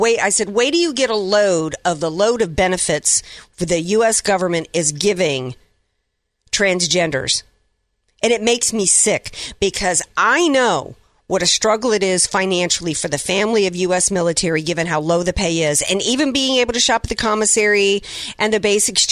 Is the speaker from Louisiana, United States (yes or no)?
yes; New Orleans, Louisiana, United States; moved away; my hometown of New Orleans